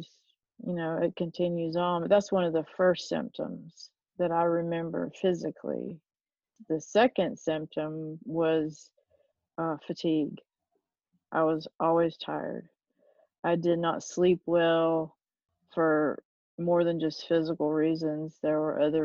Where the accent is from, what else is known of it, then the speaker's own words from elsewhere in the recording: Fayetteville, North Carolina, United States; accent: Southern; I grew up in Fayetteville, North Carolina. I'm obviously Southern from my accent.